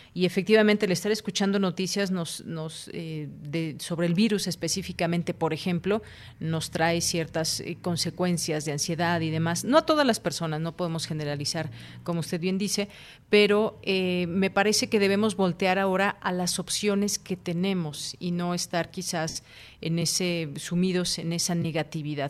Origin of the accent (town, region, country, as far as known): Mexico